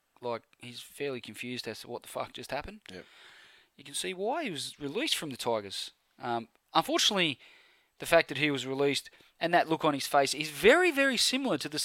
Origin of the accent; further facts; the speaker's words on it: Penrith, New South Wales, Australia; I was born in Penrith Hospital